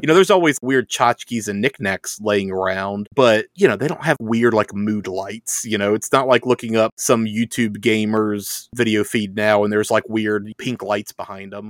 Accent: the South, United States; growing up in the South

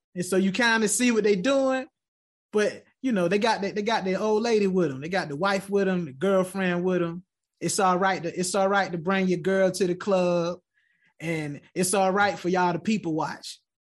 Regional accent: Virginia, United States; I'm from Virginia, from, from Southeastern to Northern Virginia. I'm from Virginia. I'm a Virginia guy.

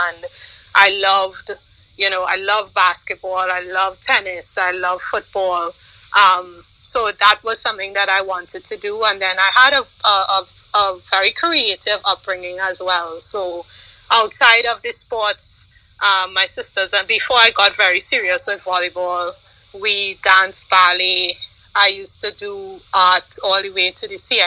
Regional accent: Trinidad & Tobago; growing up in Trinidad, I played sports. I actually played volleyball for Trinidad.

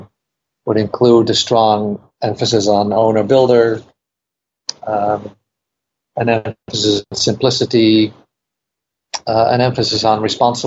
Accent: Netherlands; now in United States; I'm originally from the Netherlands. I moved to the United States in 1986

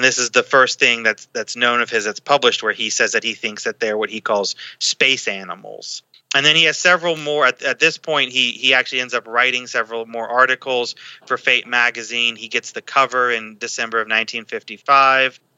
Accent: North Carolina, United States; my home state, and Asheville is a city I've spent a lot of time

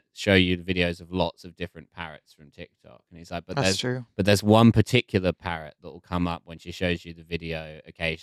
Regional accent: United Kingdom; I am British

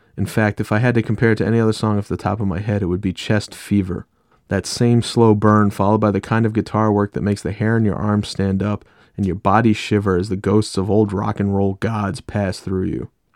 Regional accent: New York, United States; now in Philadelphia, United States; I'm from New York

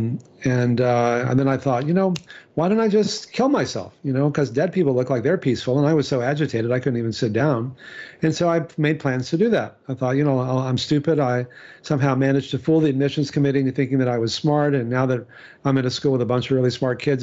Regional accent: Texas, United States; I grew up in Texas

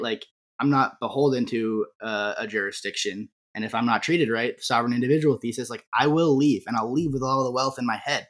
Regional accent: Vermont, United States; growing up in Vermont

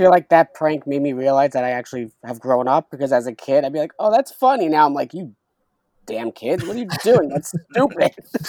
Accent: New York, United States; accent: New York; Yeah, judging by my accent, I'm in New York

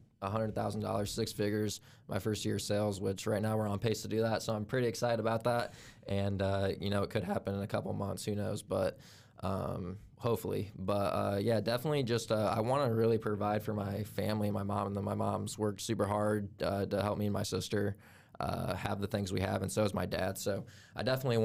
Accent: Albion, Indiana, United States; born or raised there

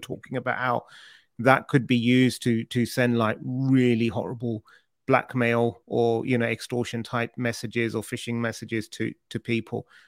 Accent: United Kingdom; accent: British; I sound more funny because I'm British

